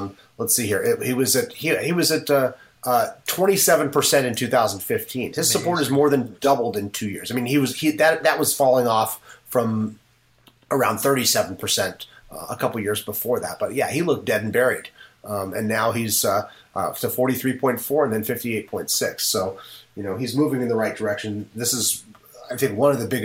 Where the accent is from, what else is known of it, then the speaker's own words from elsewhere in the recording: Seattle, Washington, United States; I was born in Seattle